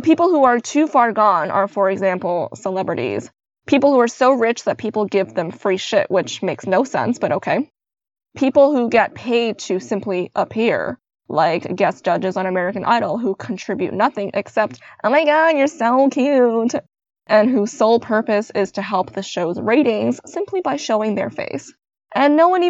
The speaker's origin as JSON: {"language": "English", "country": "Canada", "tie": "born or raised there", "said": "I was born in Canada"}